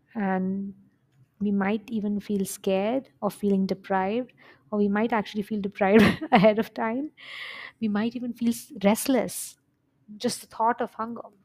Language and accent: English; India; now in United Arab Emirates; I'm an Indian by origin. We live in U A E, Middle East, and I go home, like, my family is in India